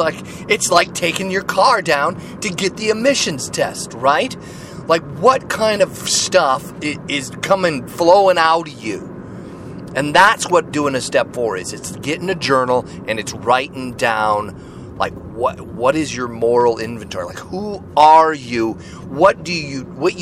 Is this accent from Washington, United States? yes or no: yes; Seattle, Washington, United States; my hometown, right here in Seattle, Washington.